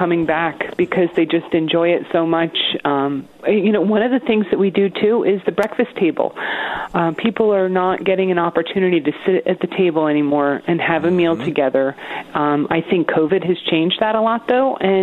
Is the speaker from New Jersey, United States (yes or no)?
yes; Essex County, New Jersey, United States; moved away as an adult; also born or lived in High Point area, New Jersey; now in Arkansas, United States; I was raised in Essex County